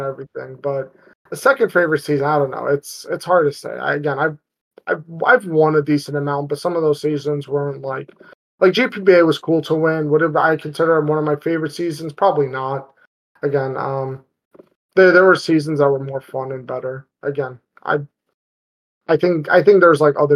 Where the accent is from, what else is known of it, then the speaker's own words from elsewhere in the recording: New York, United States; I grew up in New York. I'm a New Yorker through and through